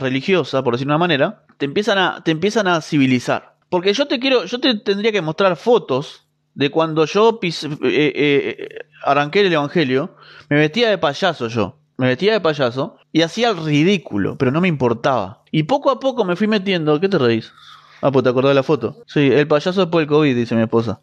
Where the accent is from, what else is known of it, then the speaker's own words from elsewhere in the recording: Uruguay; yo también soy de Uruguay, Mercedes, así que estamos acá cerquita